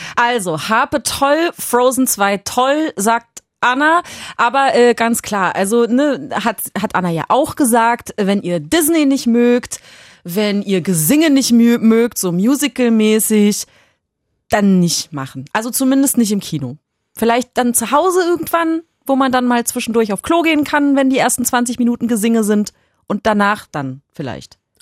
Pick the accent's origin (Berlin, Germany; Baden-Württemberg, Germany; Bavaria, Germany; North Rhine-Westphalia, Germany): Berlin, Germany; als Urberlinerin